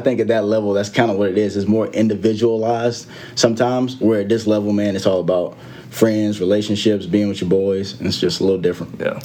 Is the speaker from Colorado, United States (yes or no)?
no; a couple hours from Atlanta, Georgia, United States; back in atlanta georgia obviously a couple hours from my hometown